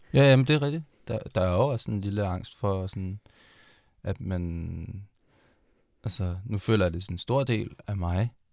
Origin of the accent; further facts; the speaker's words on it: Denmark; det her, det er som mit hjemland.